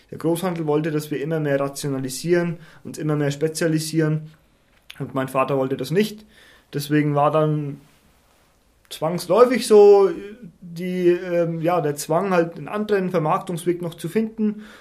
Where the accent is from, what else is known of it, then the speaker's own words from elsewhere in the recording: Schwarzach am Main, Bavaria, Germany; Ich komme aus einem schönen ländlichen Ort namens Schwarzach. Da gibt es diese ganz berühmte Benediktiner, Benediktinerabtei